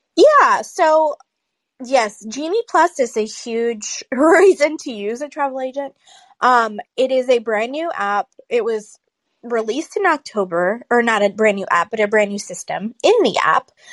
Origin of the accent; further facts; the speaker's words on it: Florida, United States; I grew up in Florida